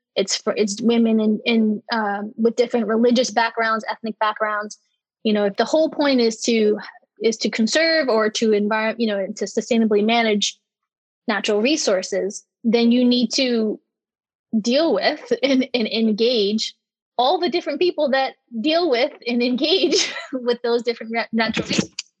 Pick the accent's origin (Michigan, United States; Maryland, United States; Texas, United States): Maryland, United States; I'm from Maryland